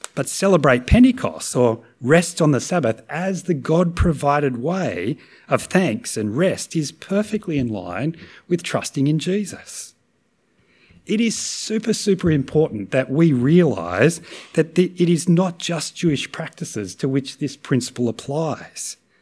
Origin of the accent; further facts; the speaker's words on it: Australia; as Aussies